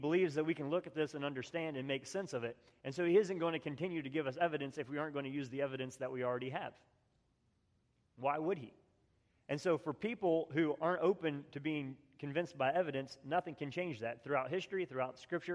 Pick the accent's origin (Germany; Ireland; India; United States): United States; West Virginia; I grew up in West Virginia